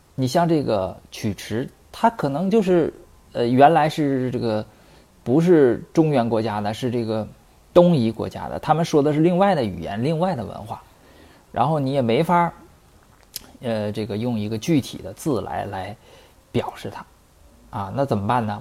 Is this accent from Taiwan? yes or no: no; Northeast China, China; accent: Northeastern Mandarin; 我们东北话里边没有入声字